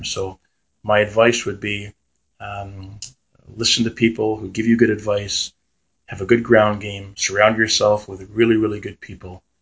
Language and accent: English; Ontario, Canada; I grew up on Arndon Avenue as a kid in the South End